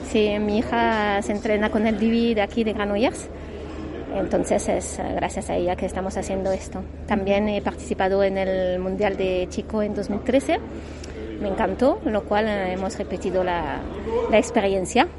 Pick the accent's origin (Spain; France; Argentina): France; moved away; como soy francesa